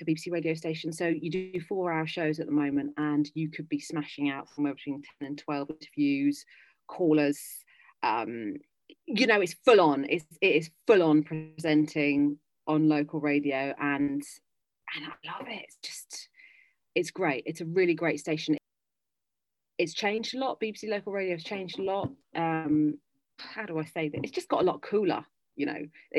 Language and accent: English; London, United Kingdom; moved away as an adult; I'm a Londoner, basically. I've lived always in London.